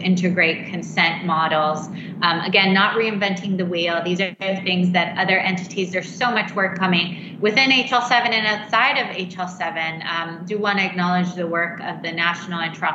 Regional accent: Canada; moved away; I'm actually Canadian

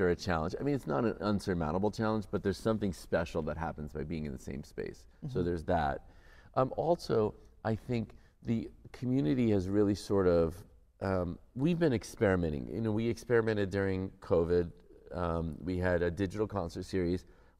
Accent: United States; now in Windsor, Canada; I'm an American.

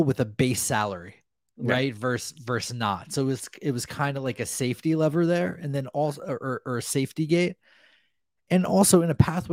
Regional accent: New Jersey, United States; growing up in New Jersey

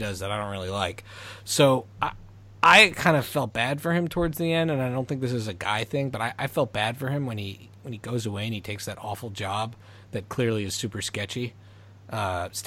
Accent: Montreal, Quebec, Canada; growing up in Montreal when we grew up.

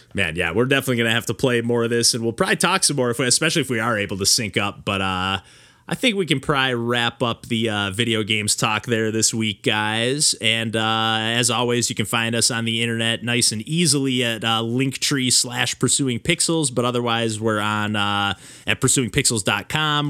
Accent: Michigan, United States; I grew up in a, you know, small town in Michigan

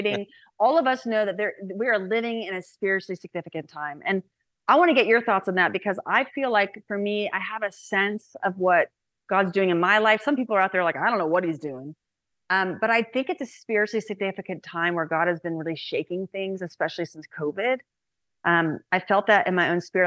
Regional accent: Indiana, United States; now in Houston, United States; I grew up in Indiana. I live in Houston now

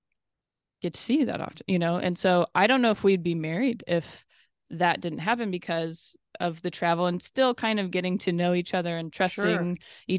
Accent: the Northwest, Pacific Northwest, United States; moved away; also born or lived in Los Angeles; I'm from the Northwest

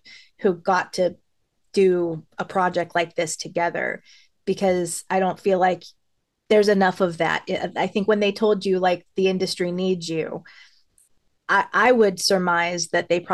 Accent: Los Angeles, California, United States; I grew up in Hollywood, and I used to walk down La Brea all the time

